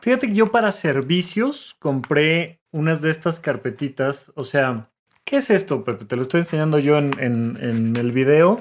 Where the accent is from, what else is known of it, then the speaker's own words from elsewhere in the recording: Mexico; now in Mexico City, Mexico; naciste fuera de la Ciudad de México como un servidor, todavía hay que pagar el camión para ir a mi pueblo y sacar de ahí un acta de nacimiento